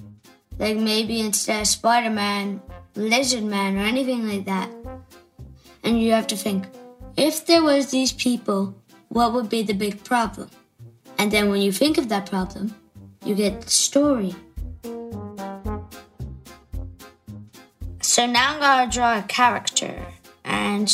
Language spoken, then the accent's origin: English; Wicklow, Leinster, Ireland; I'm from Wicklow and I'm 9 years old